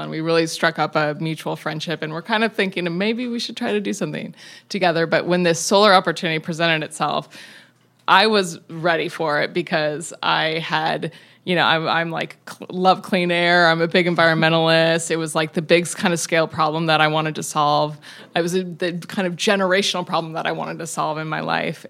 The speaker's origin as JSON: {"language": "English", "town": "Tacoma", "region": "Washington", "country": "United States", "tie": "born or raised there", "said": "I grew up in Tacoma, Washington, in the woods"}